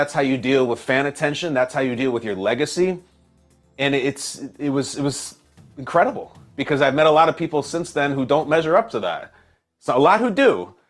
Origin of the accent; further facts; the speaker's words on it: Chicago, Illinois, United States; as a kid growing up in Chicago